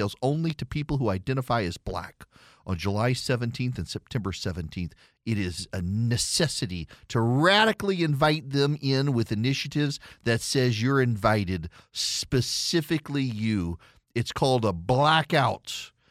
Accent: Dubai, United Arab Emirates; when I was a kid, my favorite cartoon growing up in Dubai was Danger Mouse.

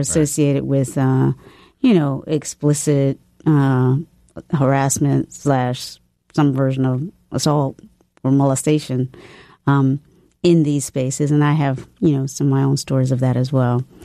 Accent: the South, United States; also born or lived in Charlottesville, Virginia; my family was just like, okay, well, we're from the South. And it was a Christian, we, I definitely grew up in a Christian family

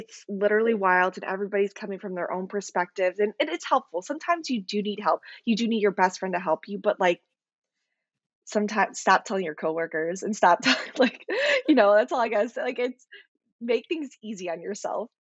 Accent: Chicago, Illinois, United States; I'm from Chicago, Illinois

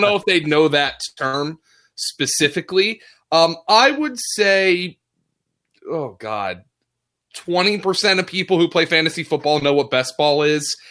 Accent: Lehigh Valley, Pennsylvania, United States; I'm from the Lehigh Valley

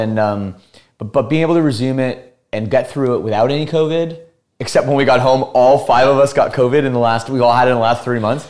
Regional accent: Burlington, Ontario, Canada; also born or lived in Toronto; So we're from the Toronto area.

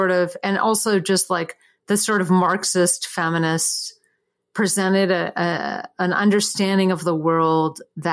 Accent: Durham, North Carolina, United States; moved away as an adult; also born or lived in San Francisco; when I grew up in Durham

